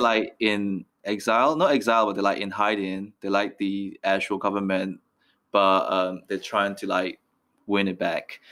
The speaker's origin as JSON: {"language": "English", "country": "Myanmar", "also_born_or_lived": "Ealing, London", "moved": "yes", "said": "I'm from Myanmar."}